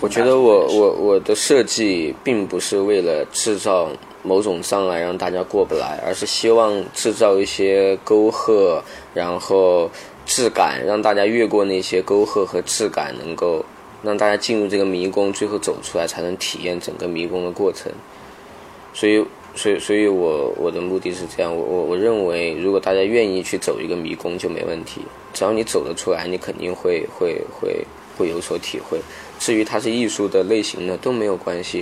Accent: Kaili, Guizhou, China; 那时候十几岁，在，在凯里

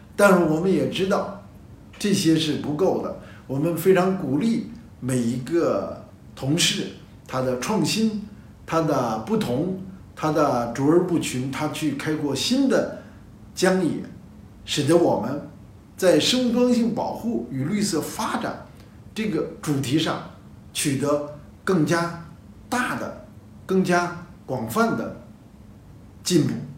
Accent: China; 我们的集体主义是我们东方的，是中国的

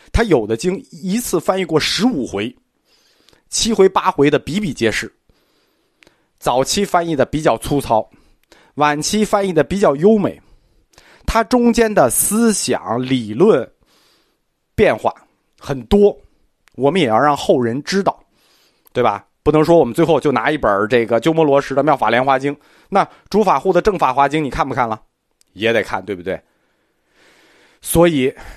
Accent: China; 我们中国人的特长，传统

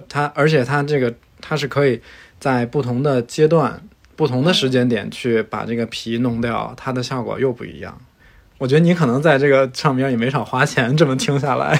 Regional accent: Beijing, China; now in Chengdu, China; 我是一个北京人，目前生活在成都

